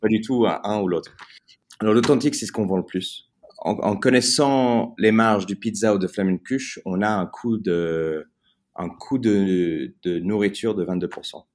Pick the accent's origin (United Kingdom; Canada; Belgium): United Kingdom; England; French is a second language; j'ai grandi en Angleterre. je suis né en Angleterre, mais mes parents sont français